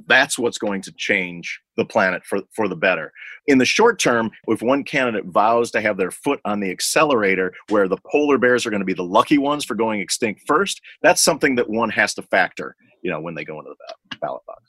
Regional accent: Libertyville, Illinois, United States; my hometown of libertyville illinois

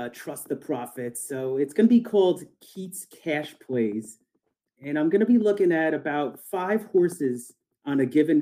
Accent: Hudson Valley, New York, United States; born and raised, New York suburb above Manhattan

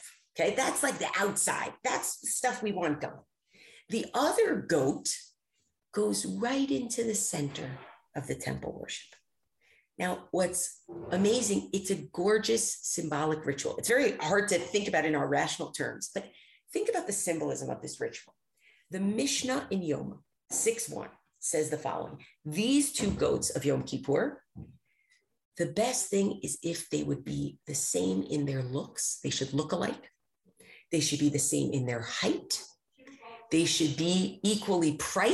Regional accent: United States; as an American

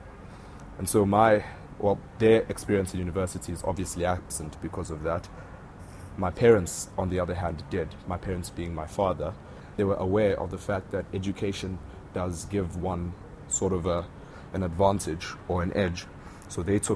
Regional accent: Vryheid, KwaZulu-Natal, South Africa; moved away as an adult; now in Johannesburg, South Africa; I'm from a small town in the north of KwaZulu-Natal called Vryheid.

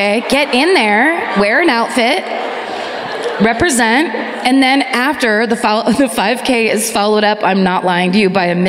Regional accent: Florida, United States; So I'm from Florida, anyway.

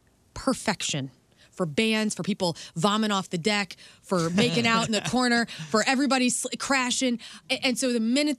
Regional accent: Columbia, Illinois, United States; growing up in Columbia, Illinois, my house was a bike ride down to the grocery store.

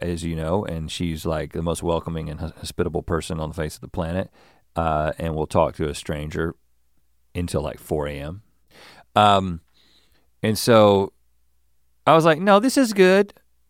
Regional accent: United States; I'm an American, yes.

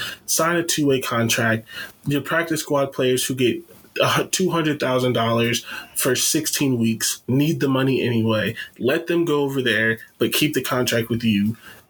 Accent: Canton, Ohio, United States; I'm from Canton

